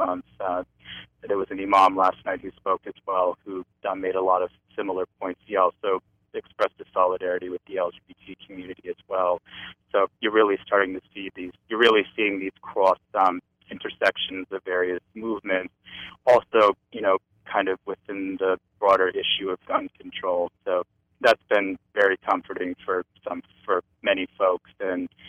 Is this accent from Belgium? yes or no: no; New Hampshire, United States; moved away; my hometown in New Hampshire